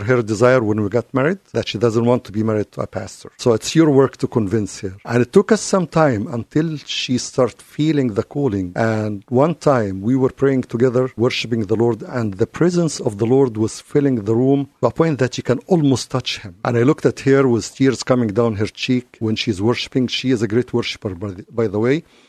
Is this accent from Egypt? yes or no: yes; Egypt; now in United States; I'm originally from Egypt